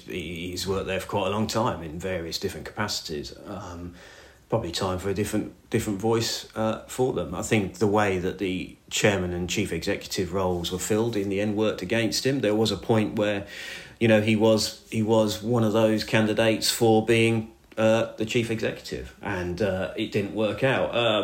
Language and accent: English; Northampton, East Midlands, United Kingdom; I grew up in Northampton. You obviously, Northamptonshire was the county side.